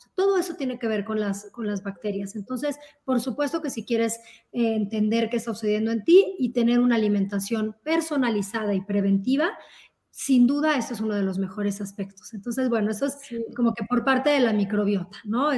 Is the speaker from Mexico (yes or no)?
yes; Mexico; somos como sociedad, sobre todo como mexicanos